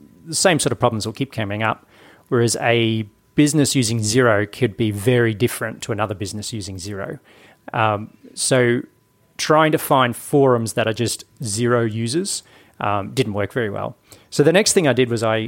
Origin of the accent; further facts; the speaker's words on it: Brisbane, Queensland, Australia; Brisbane, my hometown.